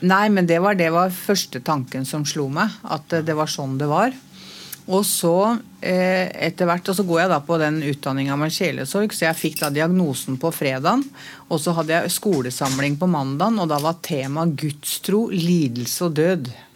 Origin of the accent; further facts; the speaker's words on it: Oslo, Norway; jeg er fra Møllergata